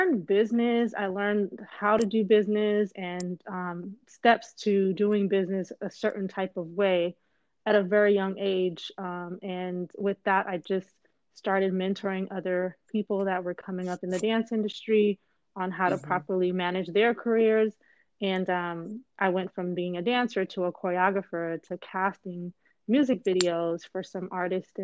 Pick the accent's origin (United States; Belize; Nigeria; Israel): Belize; I am originally from Belize in Central America.